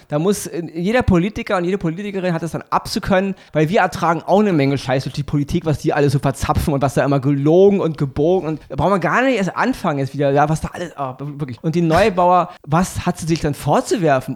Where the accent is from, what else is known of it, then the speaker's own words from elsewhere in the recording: Germany; bei uns in Deutschland